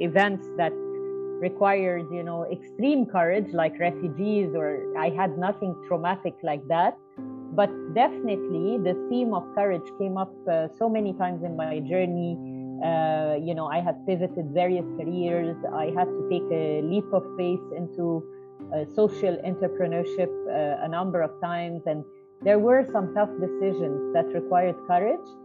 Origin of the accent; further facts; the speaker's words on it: New Zealand; born there; I was born in New Zealand